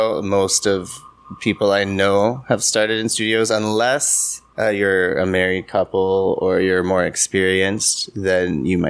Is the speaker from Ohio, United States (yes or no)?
yes; Columbus, Ohio, United States; moved away as an adult; now in Changwon, South Korea; I come from Columbus, Ohio, which, like, if you count the metropolitan, like the suburbs, it's about 2 million people, around 2 million.